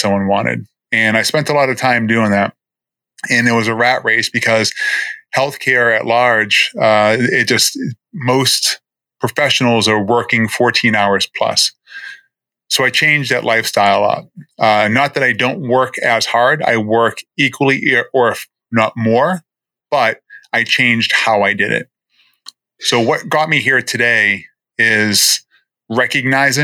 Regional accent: Boston, Massachusetts, United States; moved away as an adult; also born or lived in New Jersey; now in Florida, United States; I'm born and raised in Boston

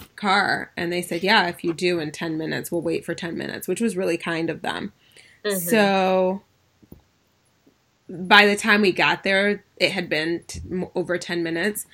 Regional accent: Ann Arbor, Michigan, United States; I'm from Ann Arbor, so U of M was kind of like, we spent time and hung out in the summer months when we were in the summers, in, you know, during high school on U of M's campus

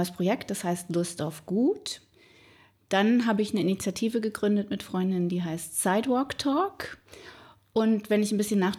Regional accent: Northern Germany, Germany; also born or lived in Rhineland-Palatinate; Ich bin geboren in Rheinland-Pfalz, aber durch den Beruf meines Vaters bin ich mehr oder weniger im Norden aufgewachsen, sehr viel umgezogen, so ein bisschen heimatlos

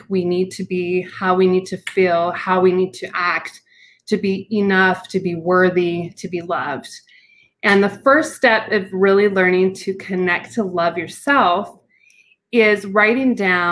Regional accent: Utah, United States; I am from Utah. I'm in the mountain area

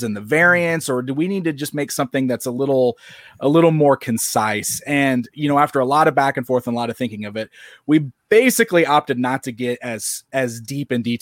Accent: Springfield, Illinois, United States; born or raised there

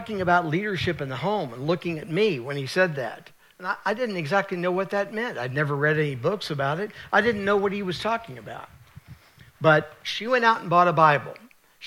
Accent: United States; I was born in America

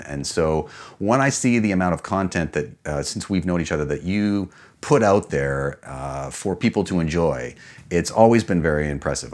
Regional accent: Canada; also born or lived in New York

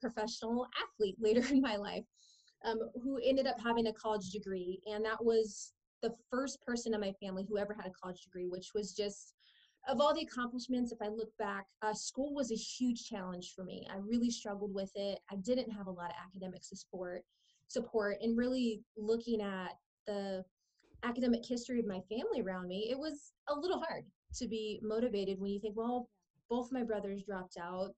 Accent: San Diego, California, United States; I was born in San Diego and grew up in a low-income home

